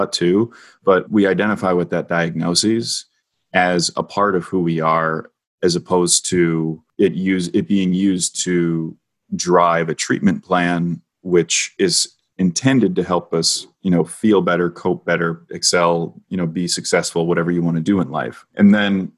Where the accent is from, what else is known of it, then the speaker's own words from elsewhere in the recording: Minnesota, United States; my home state of Minnesota